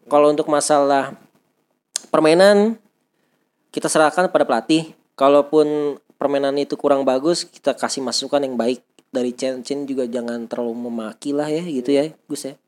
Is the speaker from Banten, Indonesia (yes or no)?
yes; Tangerang, Banten, Indonesia; sebagai warga Tangerang